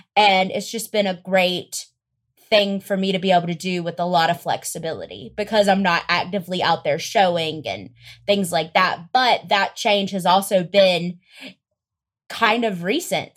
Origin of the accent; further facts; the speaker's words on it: Greenwood, South Carolina, United States; moved away as an adult; now in Los Angeles, United States; I am originally from Greenwood, South Carolina. It is an extremely small town